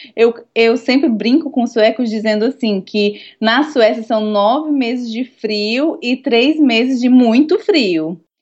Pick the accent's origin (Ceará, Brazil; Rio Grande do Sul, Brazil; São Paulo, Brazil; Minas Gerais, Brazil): Ceará, Brazil; Fortaleza; moved away as an adult; also born or lived in Denmark; now in Stockholm, Sweden; que venho de Fortaleza, Nordeste, que não existe inverno